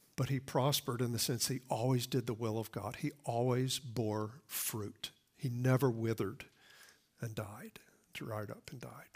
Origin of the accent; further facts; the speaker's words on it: the Bible Belt, United States; I grew up in the Bible Belt, I mean, right in the buckle of the Bible Belt